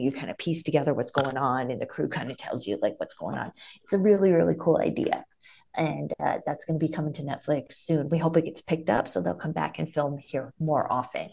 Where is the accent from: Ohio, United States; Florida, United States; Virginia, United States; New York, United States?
Ohio, United States; now in Las Vegas, United States; I'm from Ohio, but we would vacation in the South